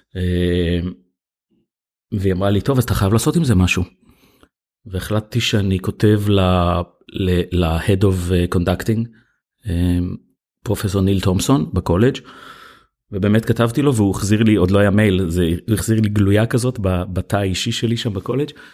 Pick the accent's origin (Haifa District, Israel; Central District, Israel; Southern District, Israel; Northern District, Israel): Central District, Israel; Hefer Valley; גדלתי בעמק חפר